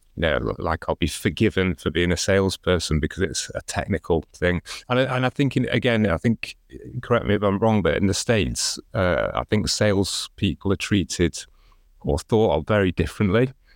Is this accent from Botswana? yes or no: no; Chester, North West England, United Kingdom; I grew up in Chester